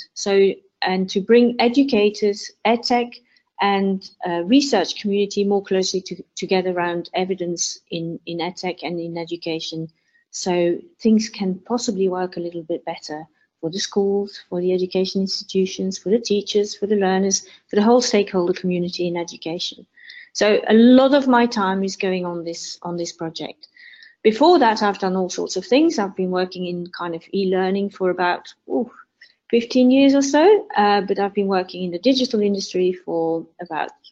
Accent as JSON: {"language": "English", "country": "Belgium", "moved": "yes", "lives_now": "United Kingdom", "said": "I live in the UK. I'm originally from Belgium"}